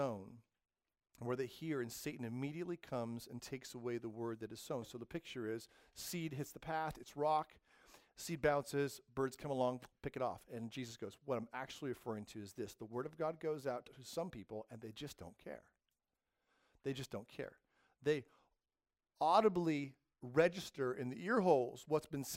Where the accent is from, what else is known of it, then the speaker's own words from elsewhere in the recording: the desert in California, United States; I grew up in the desert in California